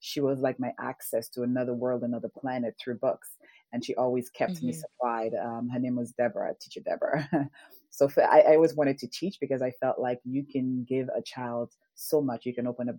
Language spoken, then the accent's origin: English; St. Lucia; moved away; I grew up in the Caribbean in St. Lucia, in a tiny village called Bus Labawi.